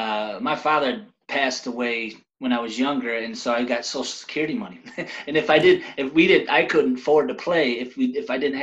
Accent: Detroit, Michigan, United States; also born or lived in Fenton, Michigan; I'm originally from Detroit, but I went to high school at Fenton High School, and I graduated back in 99

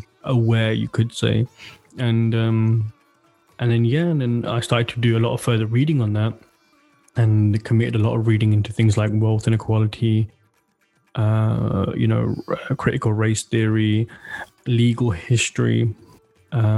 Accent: Slough, South East England, United Kingdom; moved away as an adult; now in Denmark; I'm born and raised in Slough

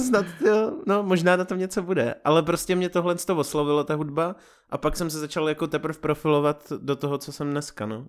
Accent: Vysočina Region, Czechia; moved away; Jsem z Vysočiny původem

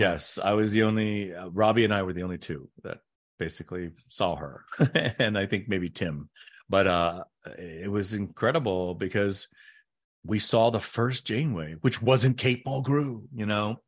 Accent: United States; I was raised just like every other Caucasian red-blooded American, uh, person

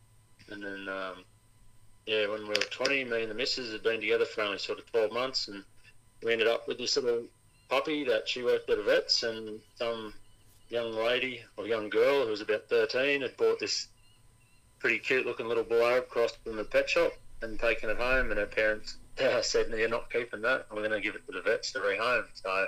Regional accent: Newcastle, New South Wales, Australia; I was born and raised in Newcastle

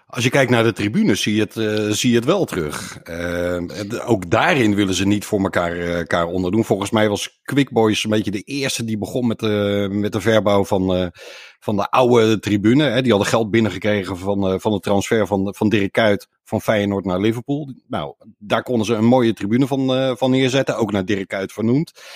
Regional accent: Boskoop, South Holland, Netherlands; opgegroeid in Boskoop

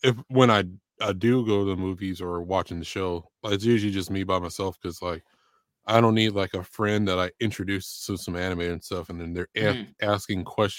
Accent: California, United States; I'm from California

